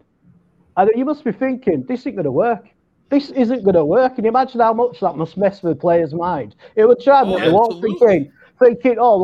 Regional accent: Leeds, Yorkshire and the Humber, United Kingdom; accent: Yorkshire; Well, I'm from Yorkshire, which is like north of England. I grew up in a city called Leeds

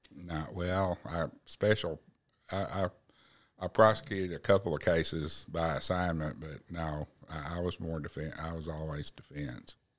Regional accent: Black Oak, Arkansas, United States; I grew up in Blackhawk, Arkansas

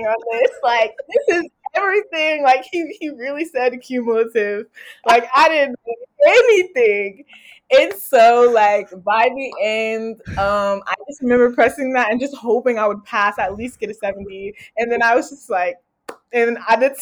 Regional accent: Houston, Texas, United States; I'm from Houston, Texas, originally. That's where I grew up

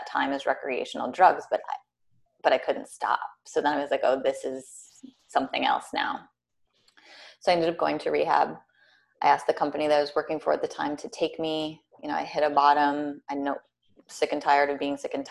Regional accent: Minnesota, United States; also born or lived in New York City; now in Richmond, Virginia, United States; I'm from Minnesota originally

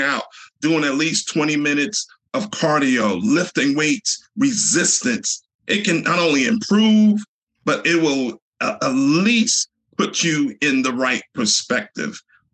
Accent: Newark, New Jersey, United States; I grew up in Newark, New Jersey, in a low-income neighborhood

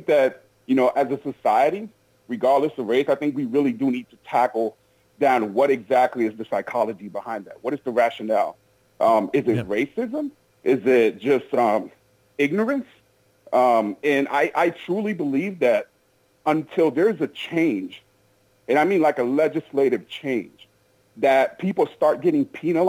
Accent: Minneapolis, Minnesota, United States; I'm from Minneapolis, so I've been there.

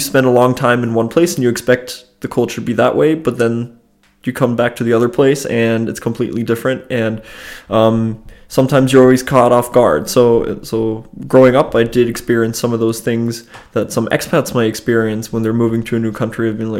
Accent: Germany; also born or lived in United States; So I grew up in between two countries. I grew up in Germany and I grew up in the United States

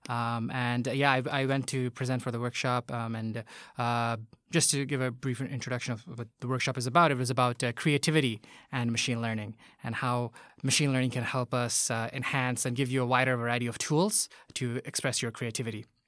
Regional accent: Bangladesh; moved away as an adult; now in Tokyo, Japan; I'm from Bangladesh

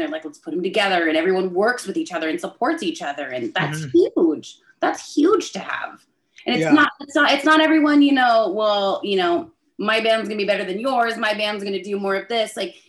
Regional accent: Bakersfield, California, United States; I'm from Bakersfield

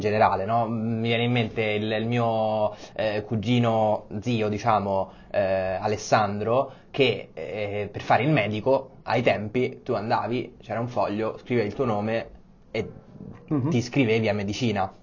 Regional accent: Rome, Lazio, Italy; moved away as an adult; also born or lived in Copenhagen / Paris / Madrid / Berlin; now in Milan, Italy; sono romano come te

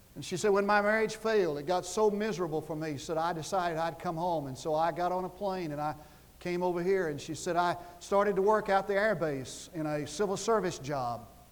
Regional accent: Oklahoma, United States; I'm from Oklahoma

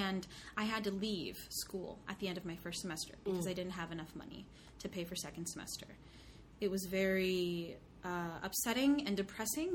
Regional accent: Bremerton, Washington, United States; I grew up in Bremerton, which is a small town on the peninsula in Kitsap County.

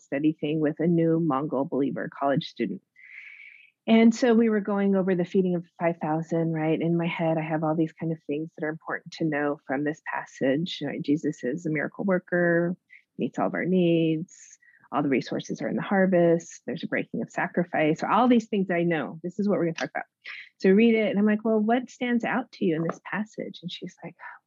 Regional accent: New Mexico, United States; moved away as an adult; also born or lived in Hawaii / Northern California / Virginia / East Asia; now in California, United States; I'm from New Mexico, which usually gets lost in between Arizona and Texas.

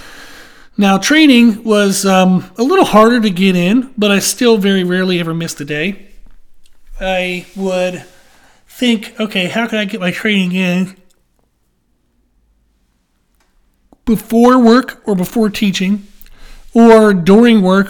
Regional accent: Pennsylvania, United States; I grew up in Pennsylvania

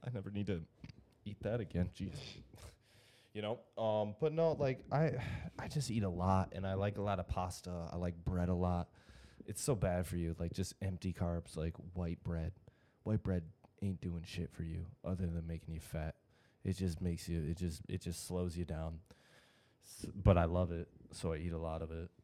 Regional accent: Grand Blanc, Michigan, United States; I'm from Grand Blanc. I'm from like right down the road

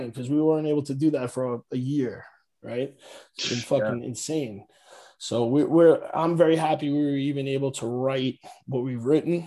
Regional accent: New York City, New York, United States; I'm from Staten Island, but hey, that's what happens. When you're born there

